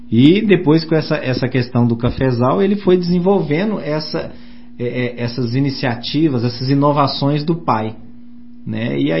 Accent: Santos Dumont, Minas Gerais, Brazil; Eu sou da cidade de Santos Dumont, onde nasceu o pai da aviação

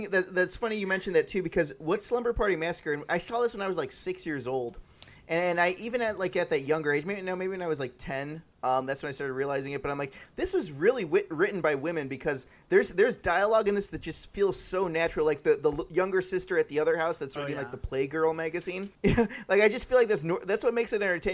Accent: Ohio, United States; moved away; when I was growing up in Ohio

